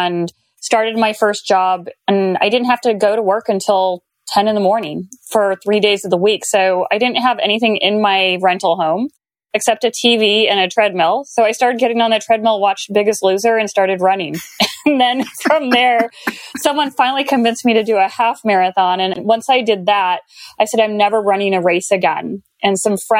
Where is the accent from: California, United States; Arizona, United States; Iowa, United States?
Arizona, United States; growing up in Arizona